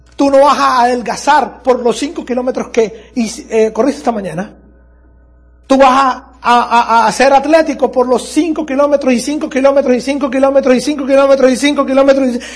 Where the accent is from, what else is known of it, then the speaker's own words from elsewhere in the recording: Andes, Venezuela; en mi país hay un lugar que se llama Los Andes, yo soy de Los Andes